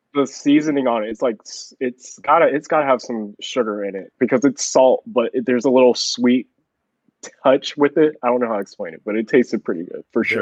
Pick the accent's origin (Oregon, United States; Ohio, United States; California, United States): California, United States; Chino Hills; now in Texas, United States; I grew up in Chino Hills